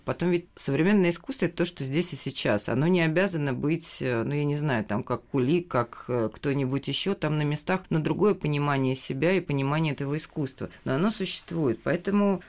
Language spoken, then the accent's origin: Russian; Moscow, Russia; я сама москвичка